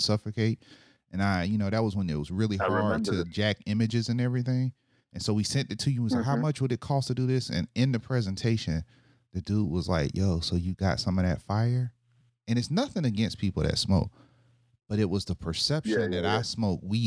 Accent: Panama City, Florida, United States; now in Deerfield Beach, United States; growing up in Panama City

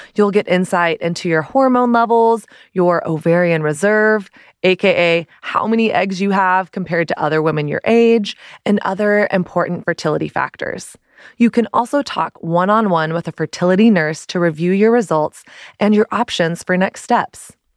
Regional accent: Dallas, Texas, United States; moved away as an adult; also born or lived in San Diego / Brooklyn; now in New York, United States; I grew up in Dallas, went to college in Dallas, my college was twenty minutes from home.

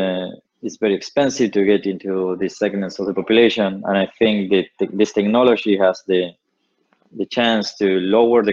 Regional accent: Patagonia, Argentina; I built an ISP in my hometown. I'm from the Patagonia.

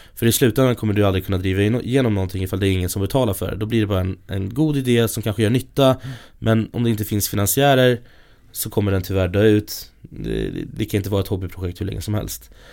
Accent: Stockholm, Stockholm County, Sweden; jag kommer från Stockholm, från ja, här i Stockholm

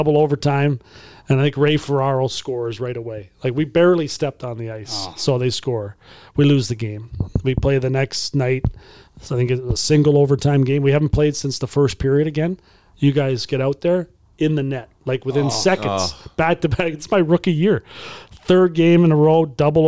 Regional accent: Brantford, Ontario, Canada; I grew up in Brantford just down the road

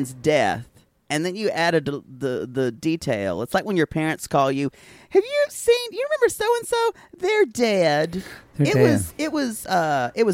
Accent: South Carolina, United States; I'm from South Carolina, y'all, and I've got some country stories, but mine are more southern mountain-ish

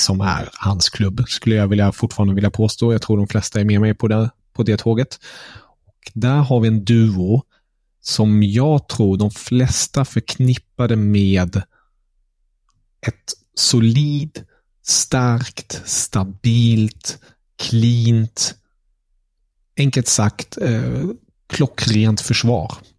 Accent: Germany; Som tysk

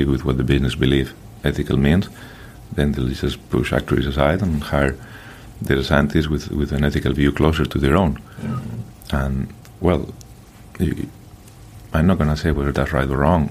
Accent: Madrid, Community of Madrid, Spain; moved away; I grew up in Madrid.

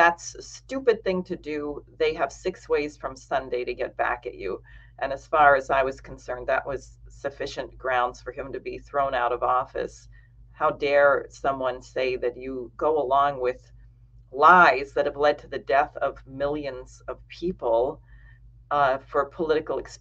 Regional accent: Maine, United States; moved away as an adult; I grew up in Maine

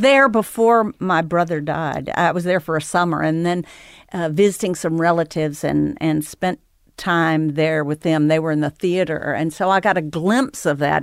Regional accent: Northeast Texas, United States; moved away; also born or lived in New York / Los Angeles; I actually grew up in Northeast Texas

